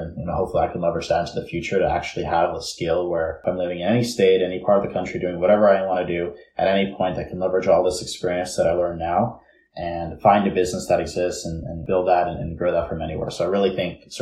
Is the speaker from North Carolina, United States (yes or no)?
no; New York City, New York, United States; now in California, United States; I'm originally from New York City, born and raised in Bay Ridge, Brooklyn